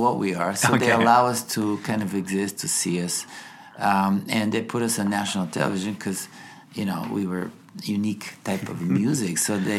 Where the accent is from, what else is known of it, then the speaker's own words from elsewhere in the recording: Bulgaria; English is a second language; moved away; I grew up in Bulgaria, which at the time was communist country.